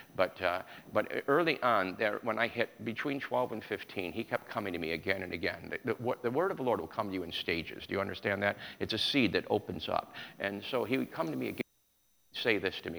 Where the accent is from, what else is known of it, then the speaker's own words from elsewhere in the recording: New York, United States; I was raised in New York